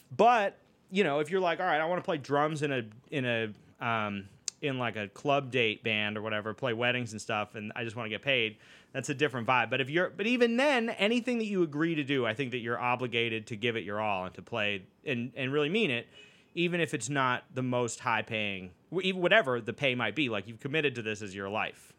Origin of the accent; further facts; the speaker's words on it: Boston, Massachusetts, United States; growing up in Boston